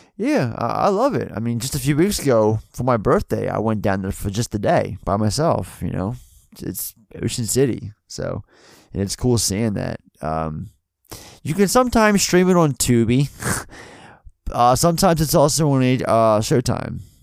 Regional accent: Baltimore, Maryland, United States; We're all from Baltimore

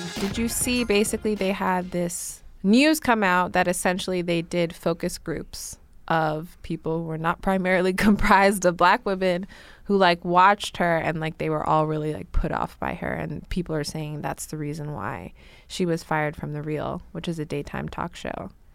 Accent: New York City, New York, United States; young black girl growing up in Brooklyn

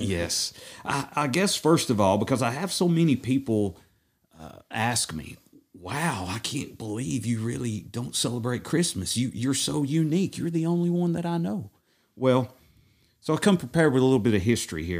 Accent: Madisonville, Tennessee, United States; I'm originally from Madisonville, Tennessee, born and raised, been here my whole entire

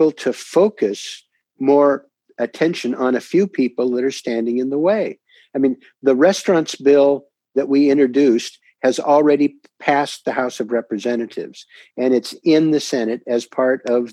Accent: Portland, Oregon, United States; my hometown of Portland, Oregon

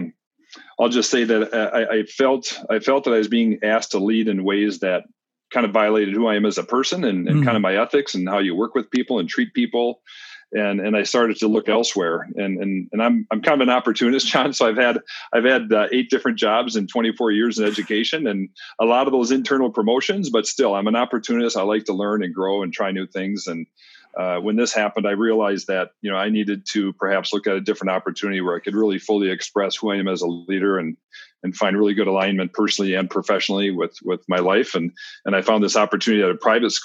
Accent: Minneapolis, Minnesota, United States; also born or lived in North Dakota / Denmark; I'm from South Minneapolis

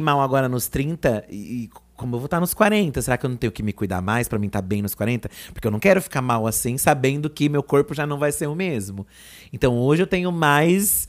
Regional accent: ABC Paulista, São Paulo, Brazil; a gente vinha lá do ABC

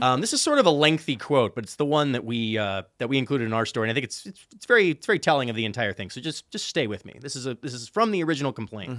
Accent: Chicago, Illinois, United States; I'm from Chicago

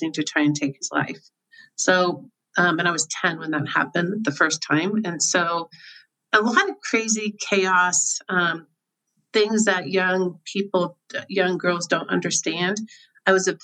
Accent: Overland Park, Kansas, United States; also born or lived in Colorado; I grew up in Kansas City, as you just mentioned. I grew up in a little suburb called Oberlin Park, Kansas.

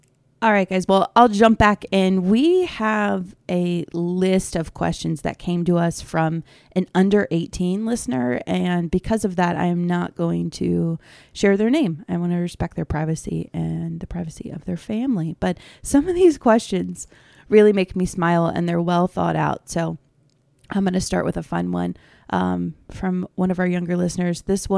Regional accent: Maryland, United States; we're from Maryland

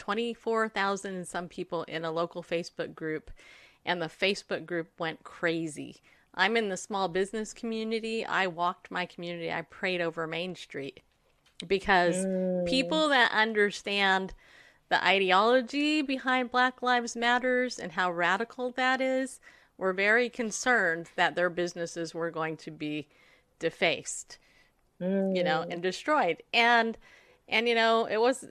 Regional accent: California, United States; now in Spring Hill, United States; I grew up in California

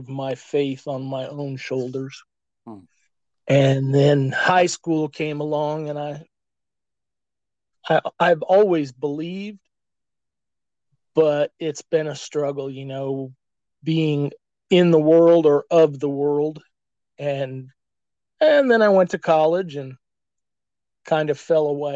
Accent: Kansas, United States; I'm from Kansas

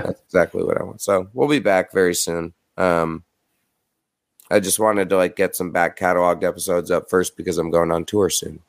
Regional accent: New York, United States; I'm from New York

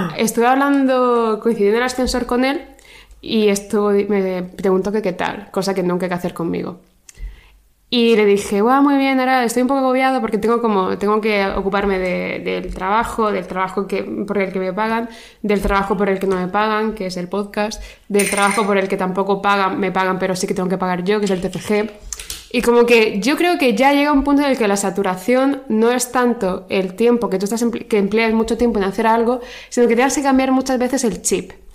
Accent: Region of Murcia, Spain; Soy murciana

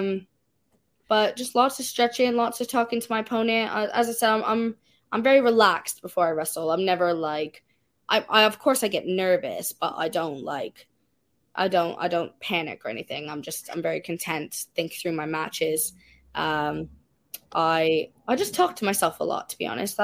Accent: Canada; as a Canadian wrestler

